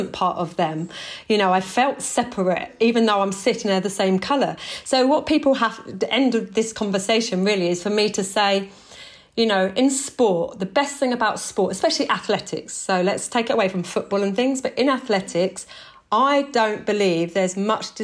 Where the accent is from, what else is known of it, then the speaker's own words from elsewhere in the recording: Tonbridge, South East England, United Kingdom; I was brought up in Kent with a white mother, a white stepdad, white siblings.